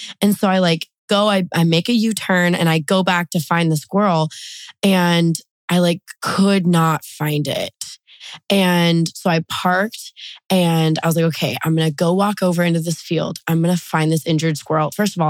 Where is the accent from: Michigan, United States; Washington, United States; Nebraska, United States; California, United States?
Washington, United States; Seattle; also born or lived in Denver; I was raised in Washington State. I'm originally from the east side of Seattle. We lived in like Federal Way, South Side for a little bit, but east side, Issaquah, Snoqualmie represent.